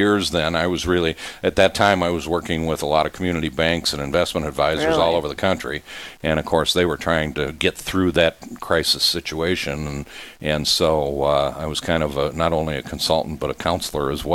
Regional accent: Watertown, South Dakota, United States; moved away as an adult; also born or lived in Twin Cities, Minnesota; I'm a South Dakota boy. I grew up in Watertown

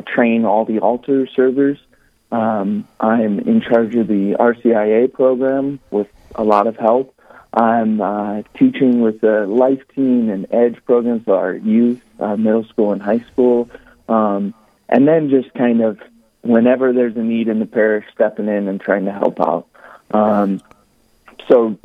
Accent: Rapid City, South Dakota, United States; I'm from Rapid City, South Dakota.

